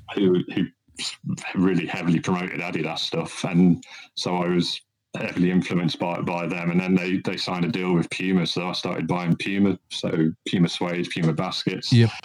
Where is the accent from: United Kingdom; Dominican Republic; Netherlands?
United Kingdom; Midlands; I'm from the Midlands, so uh, I live in a, uh-huh. in a in a county town